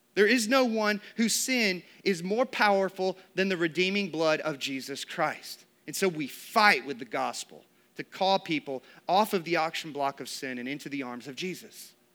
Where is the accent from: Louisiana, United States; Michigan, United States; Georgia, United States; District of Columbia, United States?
Georgia, United States; growing up in Georgia, spending over three decades of my life in this state